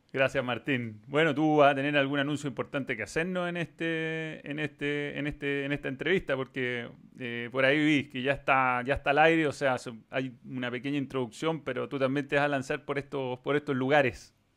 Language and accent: Spanish; Chile; Acá en Chile